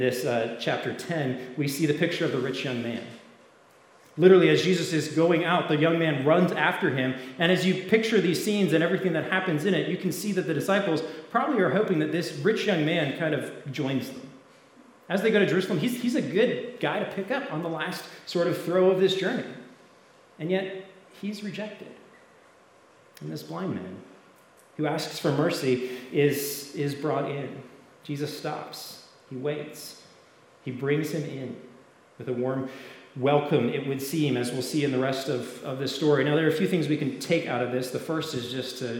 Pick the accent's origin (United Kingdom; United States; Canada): Canada; I grew up in Canada, so it was cold